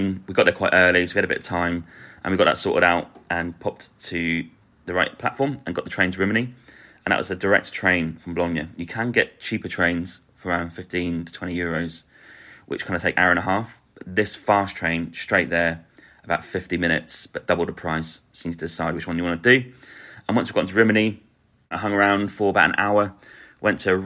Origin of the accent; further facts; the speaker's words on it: Norwich, East of England, United Kingdom; we're from Norwich